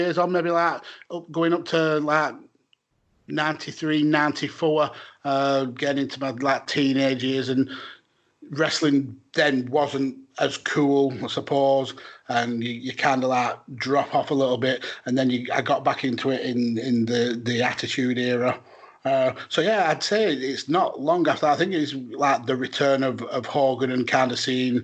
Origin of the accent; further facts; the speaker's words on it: United Kingdom; as a British fan